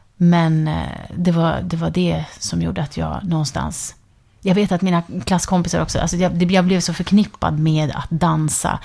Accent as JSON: {"language": "Swedish", "area": "near the border with Finland", "region": "northern Sweden", "country": "Sweden", "tie": "born or raised there", "said": "Jag är ju född och uppvuxen i liksom, norra Sverige, ja. med, nära gränsen till Finland"}